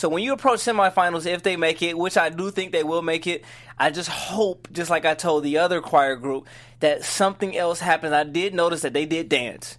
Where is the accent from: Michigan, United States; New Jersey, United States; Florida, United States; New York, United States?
Michigan, United States; Detroit; I'm from Detroit